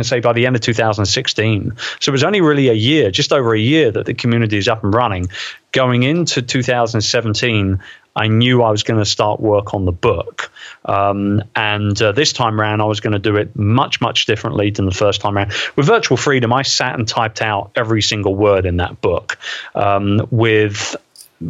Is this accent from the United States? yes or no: no; London, United Kingdom; my hometown, in the Queen Elizabeth II Convention Center, right opposite Westminster Abbey